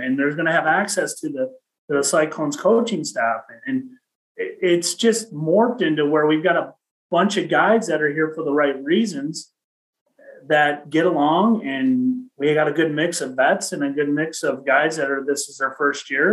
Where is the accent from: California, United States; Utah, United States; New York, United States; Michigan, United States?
Michigan, United States; Detroit; I grew up playing hockey in Detroit